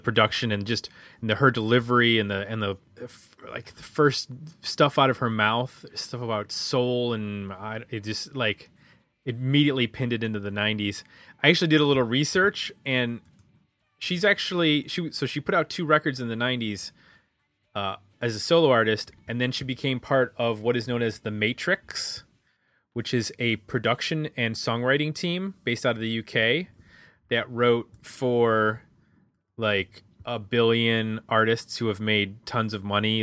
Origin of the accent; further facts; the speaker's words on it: Ohio, United States; I'm from Ohio